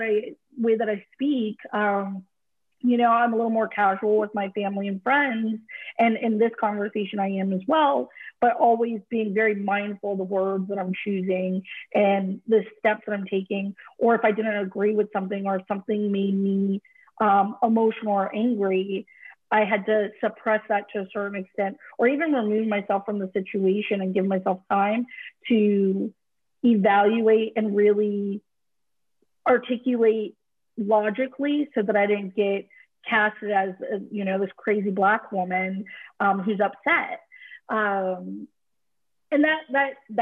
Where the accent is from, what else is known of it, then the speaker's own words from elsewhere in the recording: California, United States; even in a progressive state like California, I was the only person, my brother and I were the only children of color in our school